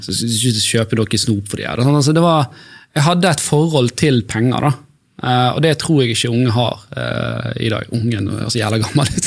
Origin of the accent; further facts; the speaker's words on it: Bergen, Vestland, Norway; der jeg vokste opp på Sandsli